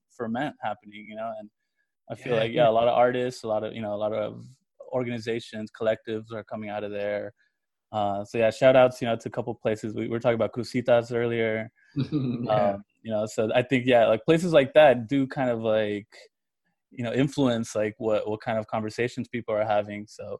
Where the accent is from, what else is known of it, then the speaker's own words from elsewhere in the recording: Huntington Park, California, United States; moved away as an adult; also born or lived in East LA; now in East Los Angeles, United States; I'm from Huntington Park too. I just moved out also to East